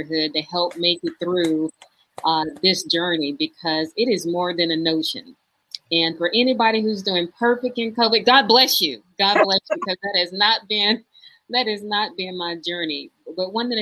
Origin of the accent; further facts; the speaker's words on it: Houston, Texas, United States; I grew up in Houston, Texas